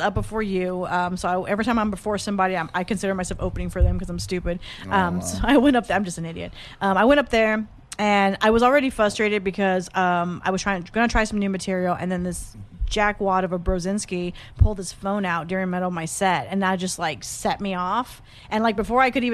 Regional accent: Corpus Christi, Texas, United States; moved away as an adult; now in San Antonio, United States; I'm from the great city of Corpus Christi.

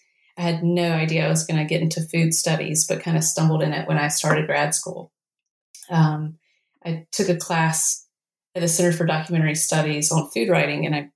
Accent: North Carolina, United States; I grew up with them in Eastern North Carolina.

